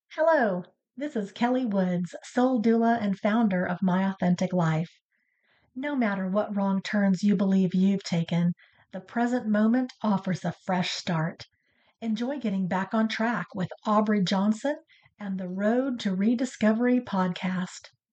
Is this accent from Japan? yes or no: no; Hong Kong; now in United States; I'm full Chinese. I born and raised in Hong Kong.